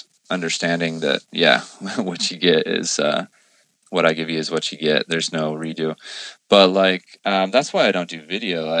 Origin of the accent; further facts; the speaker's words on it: Temecula, California, United States; also born or lived in Escondido, California / Hawaii; I was born in Escondido, grew up in Temecula